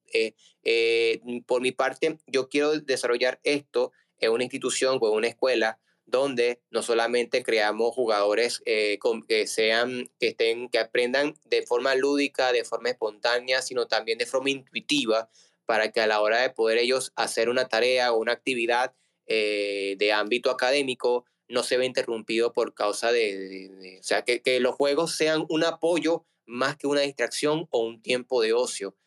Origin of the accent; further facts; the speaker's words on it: Margarita Island, Nueva Esparta, Venezuela; soy venezolano